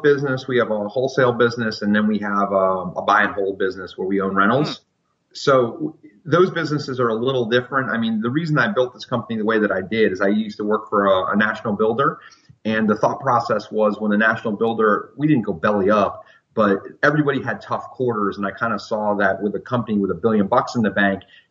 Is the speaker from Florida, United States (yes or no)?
yes; Fort Lauderdale, Florida, United States; now in Central Virginia, United States; I grew up in Fort Lauderdale, Florida